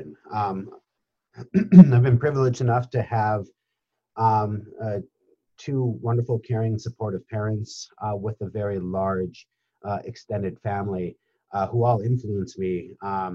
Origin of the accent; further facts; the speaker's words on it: Upper Peninsula of Michigan, United States; moved away as an adult; also born or lived in New York; I grew up in the Upper Peninsula of Michigan